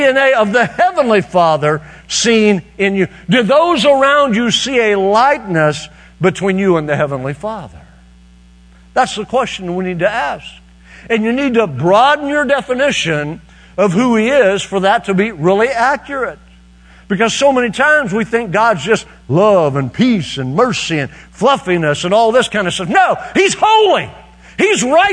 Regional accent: Fairview, Oklahoma, United States; moved away; Fairview, Oklahoma, which is my hometown, where I was raised

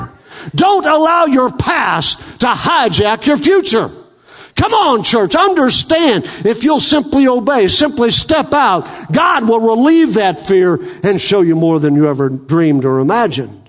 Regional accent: Western Oklahoma, United States; moved away; I grew up in American Indian in Western Oklahoma

